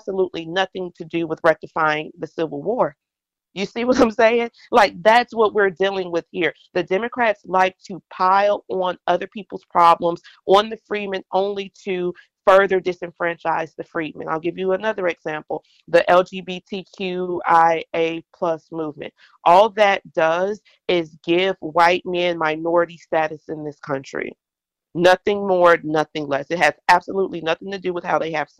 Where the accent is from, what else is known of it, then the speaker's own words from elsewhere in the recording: United States; I am an American, this is my country